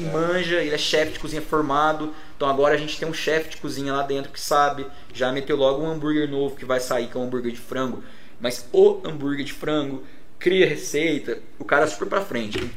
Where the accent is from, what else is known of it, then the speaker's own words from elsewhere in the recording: Pouso Alegre, Minas Gerais, Brazil; lá de Pouso Alegre.